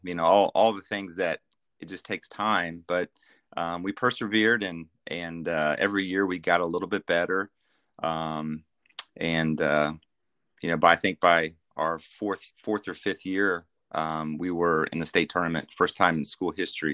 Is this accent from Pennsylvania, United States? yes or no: no; Kansas, United States; now in Norman, United States; I grew up in Kansas